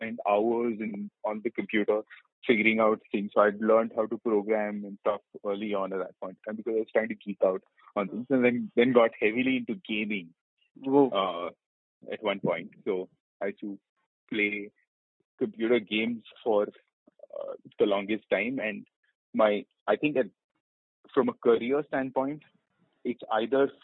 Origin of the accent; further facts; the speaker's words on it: Hyderabad, Telangana, India; moved away; also born or lived in Kerala / Pune / Bombay; I'm from Kerala originally, but I grew up entirely in Hyderabad